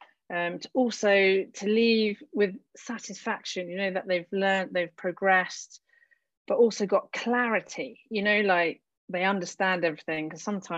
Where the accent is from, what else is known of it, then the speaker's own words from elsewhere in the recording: United Kingdom; now in France; I'm a British girl from, well, you know, a land of no snow